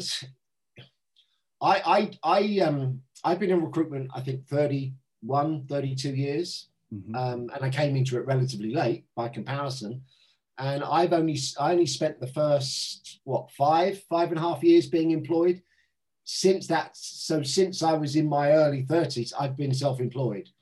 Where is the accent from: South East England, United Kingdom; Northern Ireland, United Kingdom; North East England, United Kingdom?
South East England, United Kingdom; Southampton; born or raised there; moved away as an adult; also born or lived in London